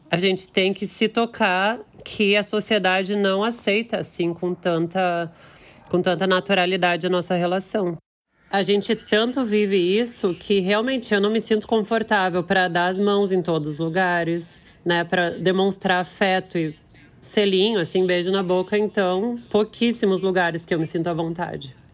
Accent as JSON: {"language": "Portuguese", "town": "Porto Alegre", "region": "Rio Grande do Sul", "country": "Brazil", "said": "Eu sou de Porto Alegre, Rio Grande do Sul."}